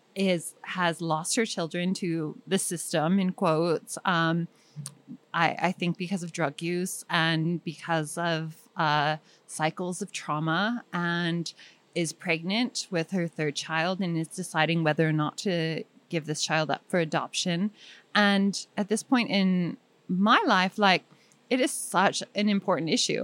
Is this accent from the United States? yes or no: yes; Bay Area, Marin County, California, United States; also born or lived in East Bay; I'm from the Bay Area, and I was born in Marin County, which is a strange place, and then spent weekends in the East Bay